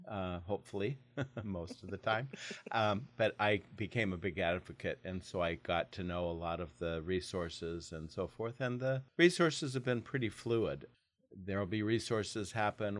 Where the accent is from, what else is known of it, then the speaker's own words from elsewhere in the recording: Portland, Oregon, United States; moved away as an adult; also born or lived in Idaho; now in Longview, United States; I grew up in Portland, Oregon.